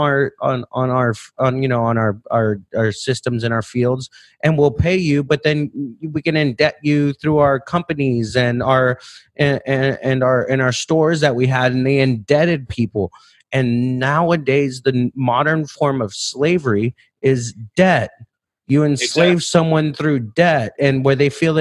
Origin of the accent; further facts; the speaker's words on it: United States; I'm American